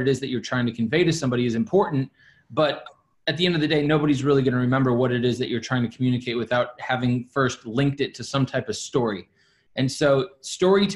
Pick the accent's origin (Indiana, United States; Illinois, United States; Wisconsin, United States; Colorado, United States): Wisconsin, United States; Milwaukee; moved away as an adult; also born or lived in Virginia / Dallas, Texas / New Jersey / New York City; I'm right now currently sitting in my hometown where I was born and raised. I spent 21 years here in Milwaukee, Wisconsin